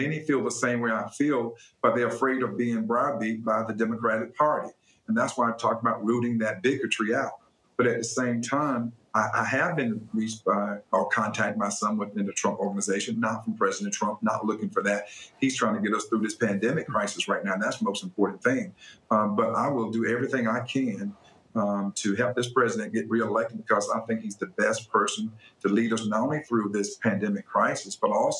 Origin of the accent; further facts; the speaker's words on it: the South, United States; I was born and reared in the South